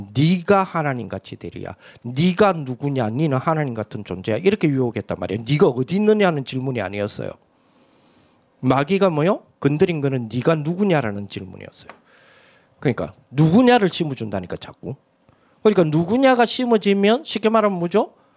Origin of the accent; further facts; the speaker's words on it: South Korea; 저는 신성동 산의 182번지 출신이에요